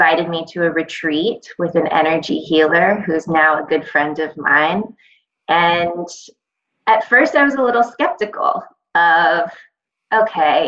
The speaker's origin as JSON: {"language": "English", "town": "Los Angeles", "region": "California", "country": "United States", "tie": "born or raised there", "moved": "yes", "lives_now": "Brooklyn, United States", "said": "coming from Brooklyn now, but I grew up in Los Angeles"}